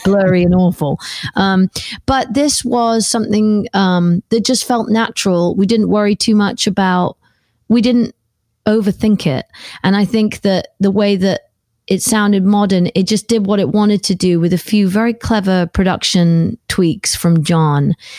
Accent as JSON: {"language": "English", "country": "United Kingdom", "said": "I'm a British girl. that comes from a place where the beaches have got lots of pebbles on them"}